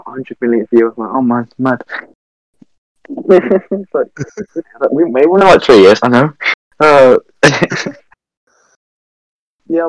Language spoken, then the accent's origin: English; Birmingham, West Midlands, United Kingdom; We're from Brum